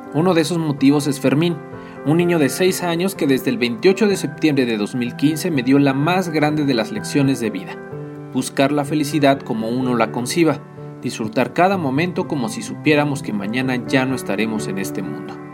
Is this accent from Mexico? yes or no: yes; Tlaxcala, Mexico; soy originario de Tlaxcala